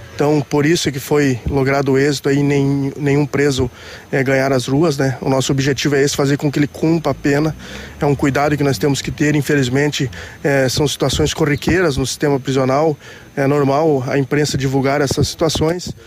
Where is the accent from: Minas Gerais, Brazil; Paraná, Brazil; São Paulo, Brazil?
Paraná, Brazil; Francisco Beltrão; eu sou natural aqui do Sudoeste, sou de Francisco Beltrão